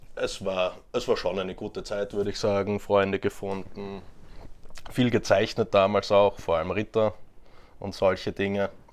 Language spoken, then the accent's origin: German; Graz, Styria, Austria; now in Vienna, Austria; in Graz geboren und aufgewachsen